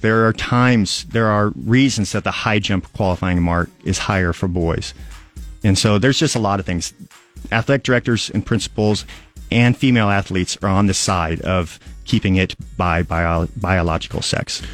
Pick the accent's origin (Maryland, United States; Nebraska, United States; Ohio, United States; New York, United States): Nebraska, United States; Aurora; also born or lived in Lincoln, Nebraska; I'm from Aurora, and I grew up in Aurora, went to Rub-, Aurora Public Schools